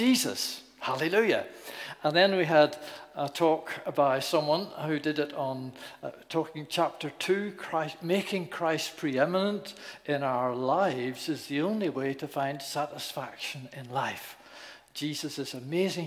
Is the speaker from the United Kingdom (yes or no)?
yes; Northern Ireland, United Kingdom; moved away; also born or lived in Newcastle; I was born in Northern Ireland